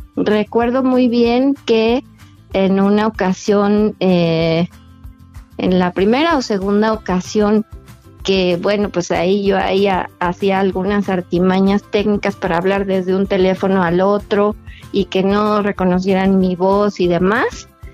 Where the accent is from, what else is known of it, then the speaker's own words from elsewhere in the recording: Mexico; como es nuestra costumbre como mexicanos